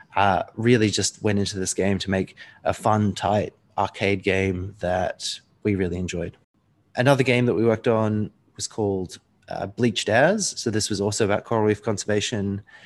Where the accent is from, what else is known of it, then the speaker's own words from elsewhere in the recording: New Zealand; I was born in New Zealand